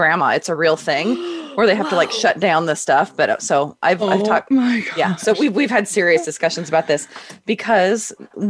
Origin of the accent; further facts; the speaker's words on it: Simi Valley, California, United States; I grew up in Southern California